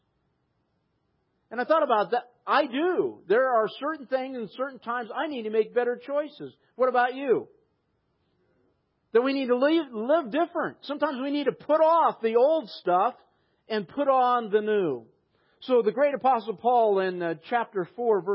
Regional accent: United States; I'm an American

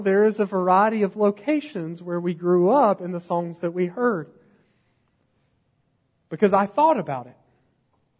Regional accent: United States; I'm from Podunkville, USA

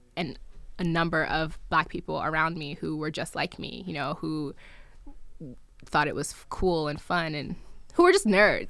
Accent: New Jersey, United States; also born or lived in Nigeria; I'm Nigerian, I was born in Nigeria, but I grew up in New Jersey

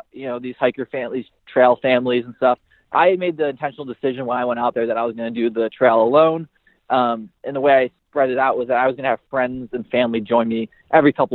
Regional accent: Buffalo, New York, United States; from Buffalo, New York

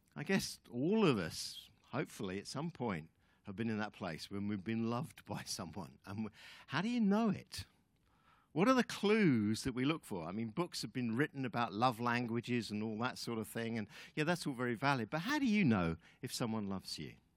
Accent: United Kingdom; moved away as an adult; also born or lived in New Zealand; Linda and I are Brits. Um, we are ex New, ex Kiwis, I guess. We've kind of lived there for about fifteen years on and off, but really we're British

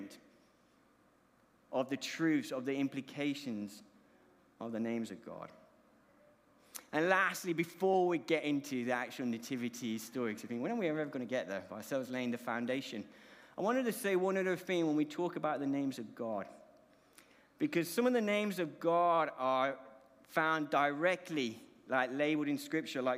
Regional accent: Colombia; moved away; My accent is because I was born overseas, born in the Republic of Colombia.

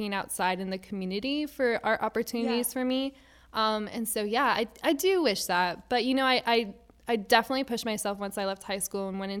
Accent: Miami, Florida, United States; also born or lived in Virginia; now in Jacksonville, United States; So I grew up in Miami, Florida when I was in high school.

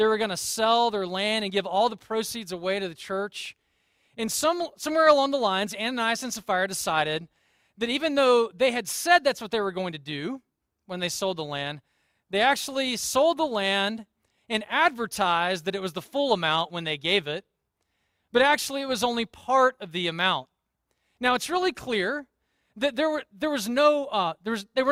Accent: Deep South, United States; I grew up in the Deep South

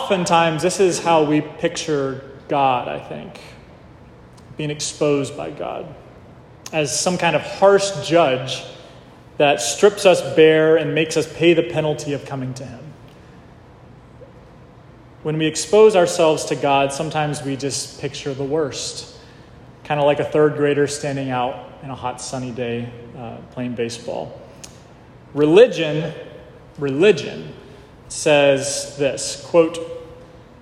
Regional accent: the South, United States; I grew up in the South, so it was hot in the summertime

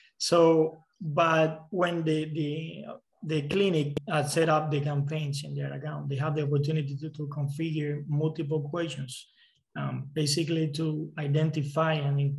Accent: Cuba; moved away; I'm from Cuba

